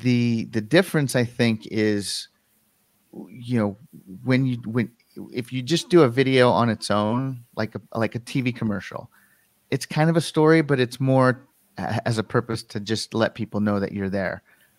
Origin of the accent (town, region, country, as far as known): Colorado, United States; born or raised there